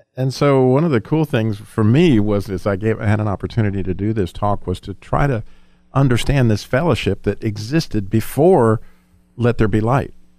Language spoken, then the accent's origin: English; Colorado, United States; We lived, we grew up in Colorado